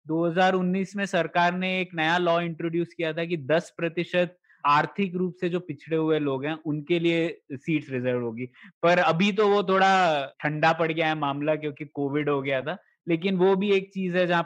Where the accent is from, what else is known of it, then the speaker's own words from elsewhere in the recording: Goa, India; state quota था हम लोगों के यहाँ पर कि मैं गोवा से आता हूँ